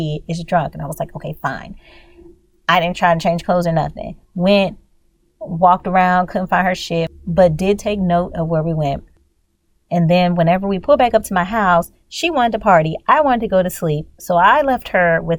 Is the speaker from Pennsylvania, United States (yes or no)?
no; Louisiana, United States; I'm from Louisiana